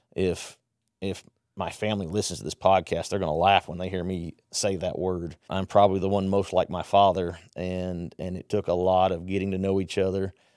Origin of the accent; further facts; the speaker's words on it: Southwest Conference area, Texas, United States; also born or lived in Mexico; I grew up in the Southwest